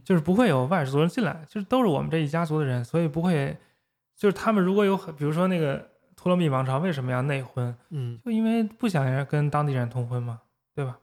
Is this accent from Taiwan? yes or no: no; China; 因为这是我们中国人专门为这个粟特人的宗教发明出来的一个字儿。